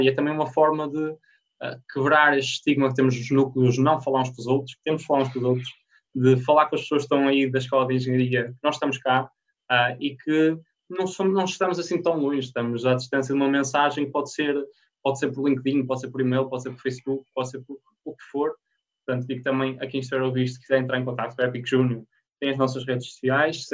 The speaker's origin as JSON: {"language": "Portuguese", "town": "Porto", "region": "Norte", "country": "Portugal", "also_born_or_lived": "Minho", "moved": "as an adult", "said": "eu sou do Porto, fui parar ao, ao Minho na altura"}